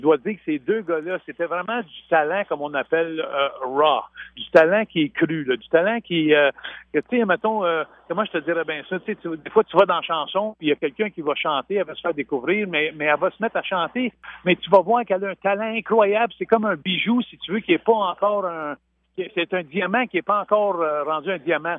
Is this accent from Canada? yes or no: yes; Saint-Sulpice, Quebec, Canada; chez nous à Saint-Sulpice. Mais moi, j'avais 4-5 ans